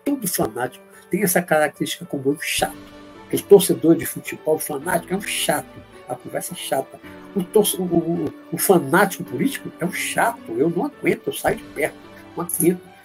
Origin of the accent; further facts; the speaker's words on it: Bahia, Brazil; also born or lived in Olinda, Pernambuco; sou pernambucano apenas de nascimento em Olinda, mas eu sou criado e a maior parte da minha vida, mais de 55 anos de Bahia.